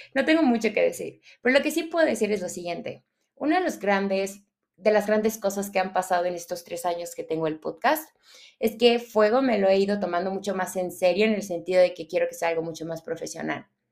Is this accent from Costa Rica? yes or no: no; Venezuela; now in Mexico; yo soy venezolana. Llevo mucho tiempo viviendo en México, pero soy venezolana